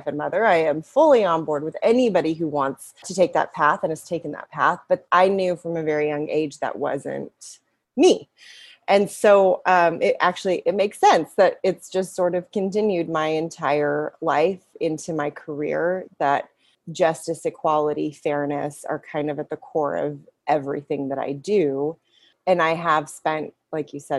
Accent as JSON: {"language": "English", "region": "West Texas", "country": "United States", "tie": "born or raised there", "also_born_or_lived": "Lubbock, Texas", "moved": "yes", "said": "I grew up in West Texas"}